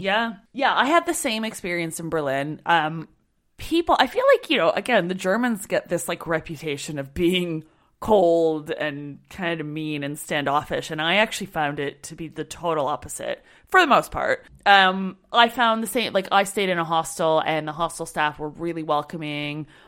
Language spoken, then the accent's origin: English; Canada; I'm Canadian